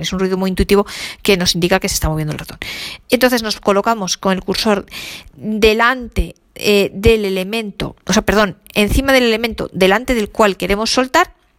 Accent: Spain; yo como buena española

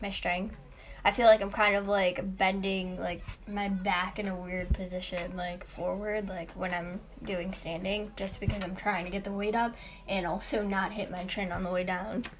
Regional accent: Chicago, Illinois, United States; I'm from Chicago.

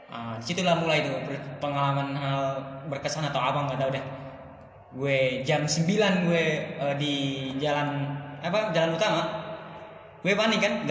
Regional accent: Bogor, West Java, Indonesia; gue jelasin lah gue dari Bogor gini gini gini gini

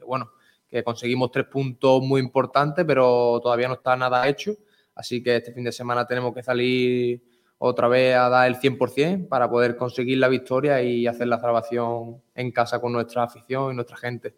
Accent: Málaga, Andalusia, Spain; soy de aquí, soy malagueño, soy malaguista

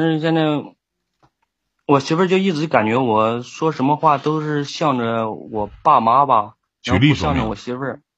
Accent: Shandong, China; 我是山东的。

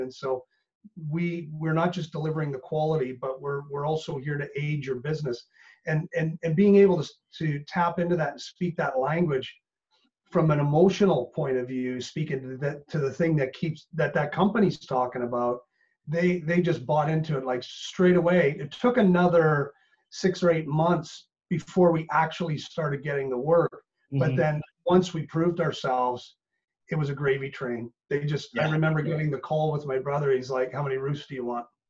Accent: Canada; moved away as an adult; now in Northern Ireland, United Kingdom; truly being Canadian and coming over here

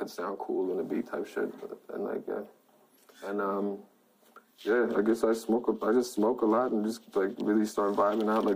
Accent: Manila, Metro Manila, Philippines; also born or lived in New York, United States; I grew up in Manila, Philippines

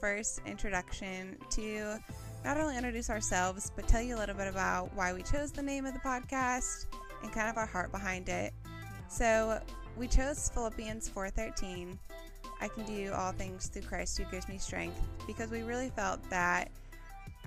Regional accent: Kansas City, United States; moved away as an adult; now in Nashville, United States; I moved to Nashville about a year ago last July from Kansas City, Midwest girly

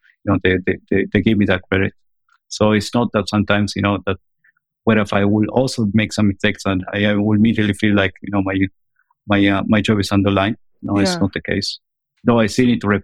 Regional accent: Argentina; moved away; I'm originally from Argentina.

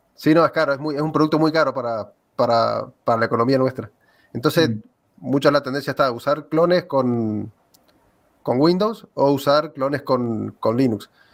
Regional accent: Argentina; soy de aquí de Argentina.

